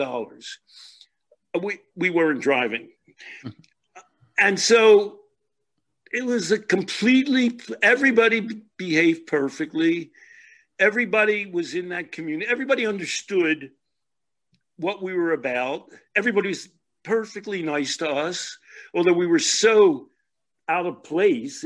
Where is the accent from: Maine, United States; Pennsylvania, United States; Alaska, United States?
Pennsylvania, United States; Philadelphia; I'm from Philadelphia. Before I was a teenager, my father had a shoe store